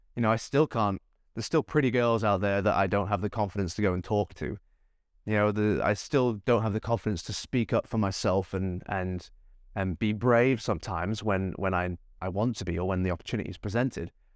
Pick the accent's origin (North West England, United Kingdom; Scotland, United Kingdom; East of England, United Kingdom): North West England, United Kingdom; Manchester; now in Gold Coast, Australia; I live on the Gold Coast of Australia. I was born in Manchester, in England